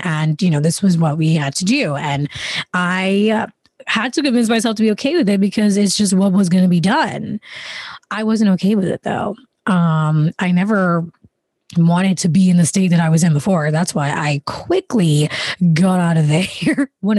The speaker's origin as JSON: {"language": "English", "country": "Jamaica", "tie": "born or raised there", "also_born_or_lived": "London, United Kingdom / Canada", "moved": "yes", "lives_now": "United States", "said": "I was born in Jamaica. Then we lived there for most of the time. In the middle of that, I went to London and then we went back to Jamaica. And then we went to Canada. Then we came to America"}